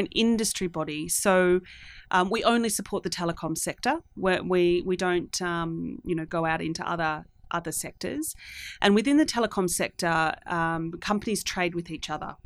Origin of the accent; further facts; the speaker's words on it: Australia; moved away as an adult; also born or lived in Singapore; I'm from Australia.